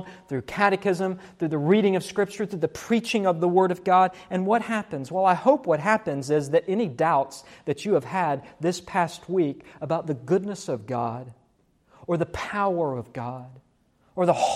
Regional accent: West Virginia, United States; When I was a little boy growing up in West Virginia

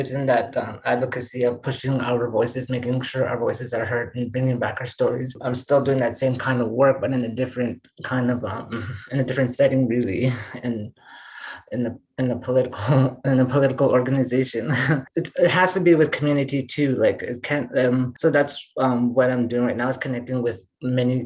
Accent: Treaty 3, Ontario, Canada; when I was growing up in Treaty 3, when I was teenager

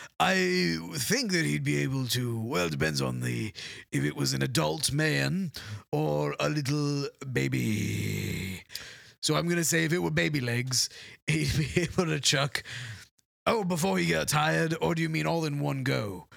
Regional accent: England, United Kingdom; Well, you know, I am English, so.

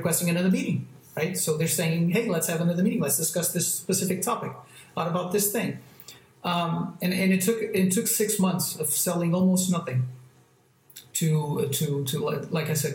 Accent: Almada, Setúbal, Portugal; also born or lived in France; now in Lisbon, Portugal; I grew up near a town near Lisbon, on the other side of the bank of Lisbon

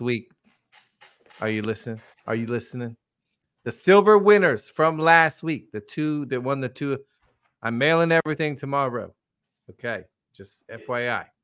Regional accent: California, United States; moved away; I grew up in California

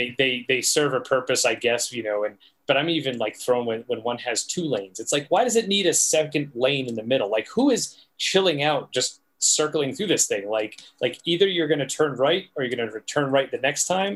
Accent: New England, United States; I'm from New England, we call them rotaries.

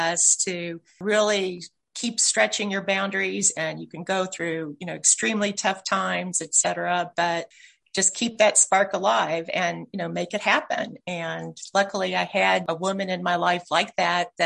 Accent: Louisville, Kentucky, United States; moved away as an adult; also born or lived in Ohio; now in California, United States; I actually am a Kentucky girl. So I grew up in Louisville.

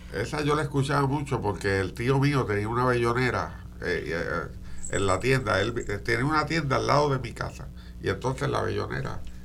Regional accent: Morovis, Puerto Rico; yo soy natural de Morovis

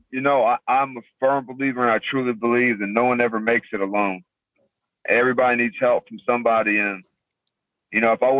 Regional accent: San Antonio, Texas, United States; San Antonio.

